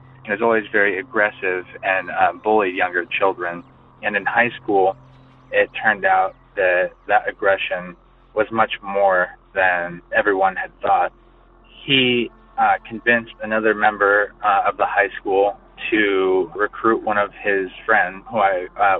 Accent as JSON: {"language": "English", "region": "California", "country": "United States", "tie": "born or raised there", "said": "it happened the year that I was born in my hometown, which is a small town about an hour north of Sacramento."}